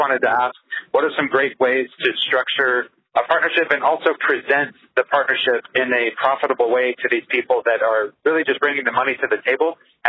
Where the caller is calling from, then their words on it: Anchorage, Alaska, United States; I'm calling from Anchorage, Alaska. I have a fourplex up here